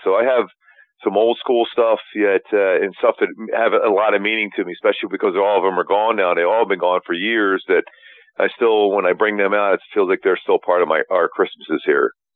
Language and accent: English; Philadelphia, Pennsylvania, United States; We grew up in Philly